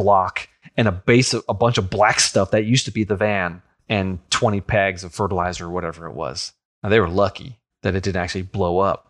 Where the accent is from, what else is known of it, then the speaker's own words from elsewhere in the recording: New York, United States; I grew up on Long Island, and on the North Shore, closer to New York City, was the Grucci fireworks family.